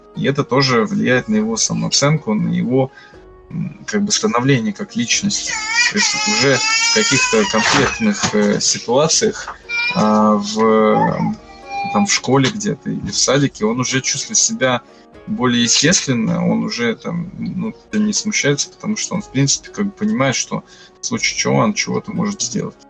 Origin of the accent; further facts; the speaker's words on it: Ivanovo, Ivanovo Oblast, Russia; now in Kursk, Russia; Я вообще не из Курска, я приехал с города Иваново.